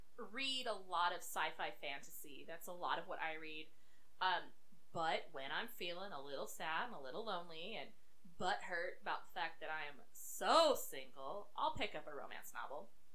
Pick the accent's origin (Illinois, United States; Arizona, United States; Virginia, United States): Arizona, United States; we're from Arizona